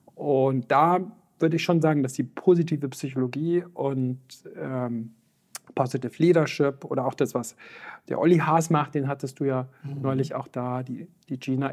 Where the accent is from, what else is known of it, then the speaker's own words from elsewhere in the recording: Füssen, Bavaria, Germany; aus dem Allgäu, wie gesagt, wo ich aufgewachsen bin, in Füssen, im schönen Füssen